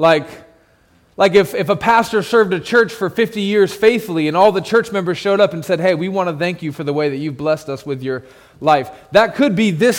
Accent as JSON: {"language": "English", "country": "United States", "said": "I'm American"}